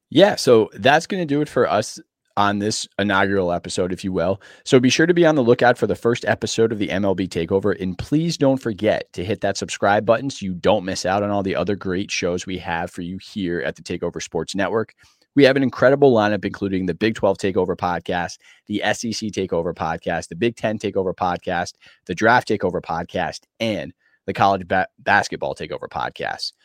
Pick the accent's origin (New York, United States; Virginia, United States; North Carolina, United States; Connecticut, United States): Connecticut, United States; I was born and raised in Connecticut